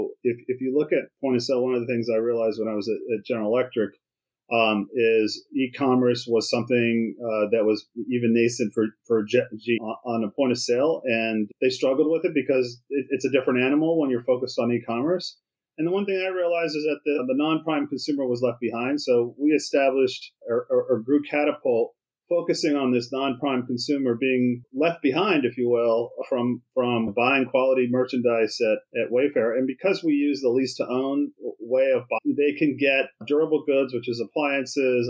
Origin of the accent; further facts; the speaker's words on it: Maryland, United States; I was raised in Maryland, an Army